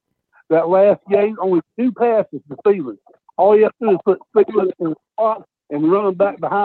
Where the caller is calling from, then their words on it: North Carolina, United States; I'm calling from North Carolina.